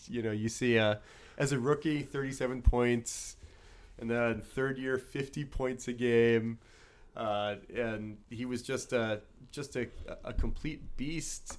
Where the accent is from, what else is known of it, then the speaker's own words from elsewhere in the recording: New Orleans, Louisiana, United States; now in Philadelphia, United States; growing up in New Orleans